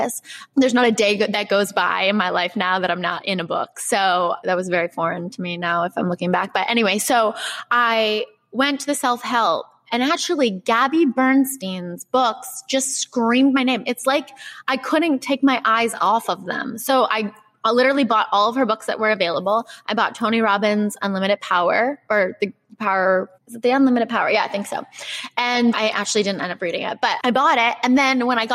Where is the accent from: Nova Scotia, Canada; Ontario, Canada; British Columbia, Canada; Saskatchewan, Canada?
Nova Scotia, Canada; Halifax; moved away as an adult; also born or lived in Los Angeles, United States; I need to bring this to my hometown